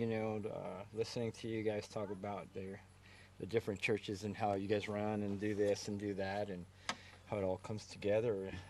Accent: Indianapolis, Indiana, United States; Oh, well, you know, we came from Indianapolis, Indiana, which is a big city

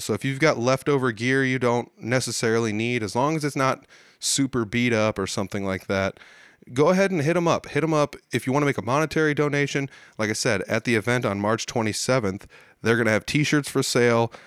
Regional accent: Midwest, United States; as a Midwesterner

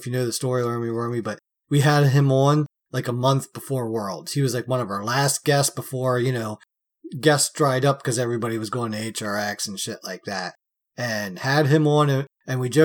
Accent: Pennsylvania, United States; I'm from Pennsylvania

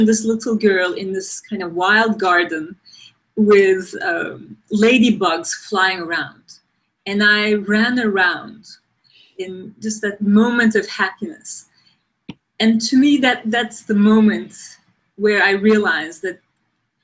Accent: Turkey; moved away as an adult; also born or lived in Ankara, Turkey / New York, United States; I grew up in Turkey. I went to design school in Turkey in Ankara

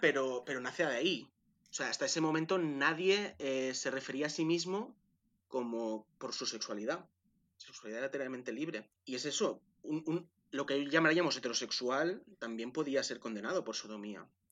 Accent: Manresa, Catalonia, Spain; nací en, en Manresa

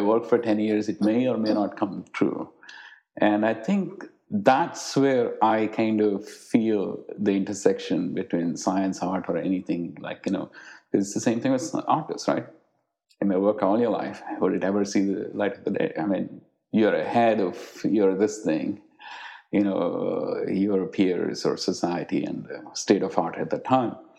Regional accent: India; moved away; the times that I grew up in India

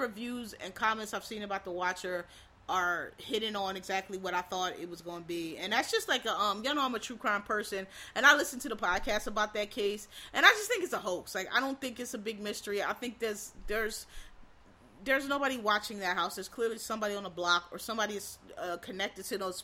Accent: Pennsylvania, United States; I'm from Pennsylvania

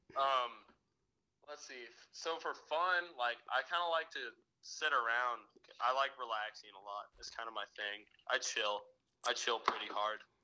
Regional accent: Springfield, Missouri, United States; also born or lived in Camp Pendleton, California; I moved to Springfield when I was a baby. And I've stayed here

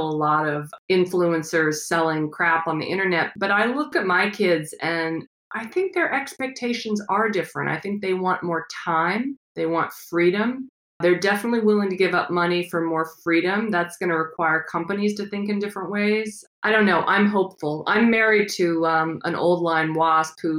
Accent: Midwest, United States; I grew up in the Midwest

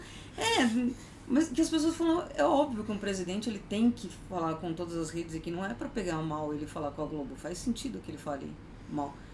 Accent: Argentina; now in Brazil; eu nasci na Argentina

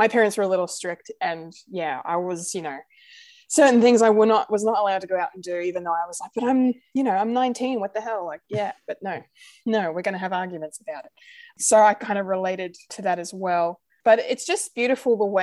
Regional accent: Australia; I am very much Anglo, very much your white Aussie

